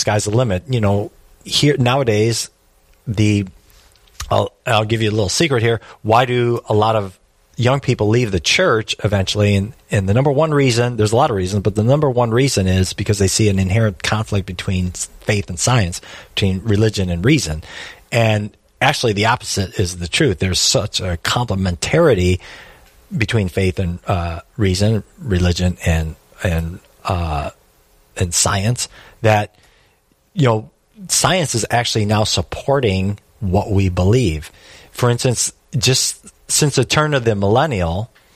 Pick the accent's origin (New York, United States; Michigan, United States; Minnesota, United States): Michigan, United States; Detroit; I'm from Detroit